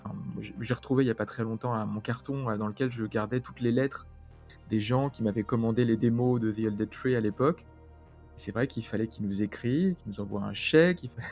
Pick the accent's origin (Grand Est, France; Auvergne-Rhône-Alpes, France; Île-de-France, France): Île-de-France, France; Paris; moi, je venais de Paris